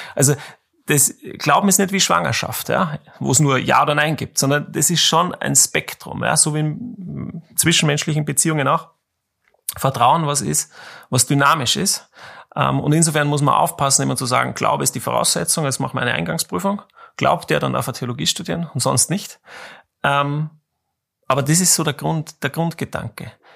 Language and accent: German; Austria; als Österreicher